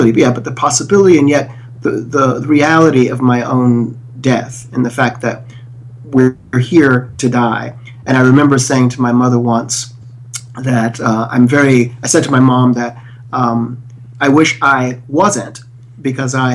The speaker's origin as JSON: {"language": "English", "town": "Philadelphia", "region": "Pennsylvania", "country": "United States", "tie": "born or raised there", "said": "I grew up primarily in North Philadelphia, which is a fairly impoverished area at the time and currently."}